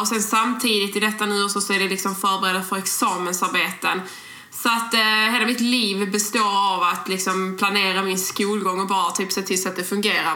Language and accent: Swedish; Skåne, Sweden; accent: broad Scanian (grov skånska); vi pratar väldigt grov skånska. eh, och, och, det är ju väldigt svårt att ändra på Eh, för vi är ju skåningar